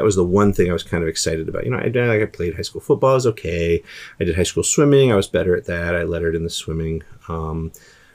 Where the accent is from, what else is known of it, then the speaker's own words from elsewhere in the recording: Prince George's County, Maryland, United States; I was raised in Prince George's County, Maryland